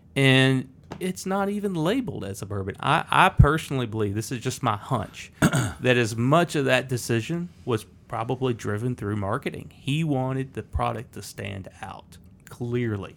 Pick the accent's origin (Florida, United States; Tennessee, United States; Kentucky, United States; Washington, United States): Tennessee, United States; Lynchburg; growing up in Lynchburg, it's a little town, 600 people.